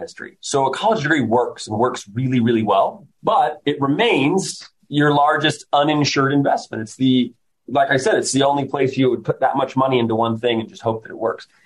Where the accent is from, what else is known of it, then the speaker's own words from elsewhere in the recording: Kansas City, Missouri, United States; moved away as an adult; I grew up outside of Kansas City